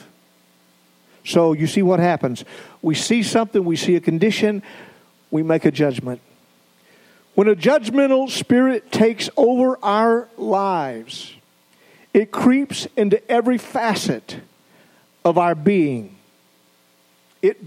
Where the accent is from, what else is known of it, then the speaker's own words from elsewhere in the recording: the South, United States; moved away as an adult; also born or lived in Idaho; we came from the South. We had our culture in the South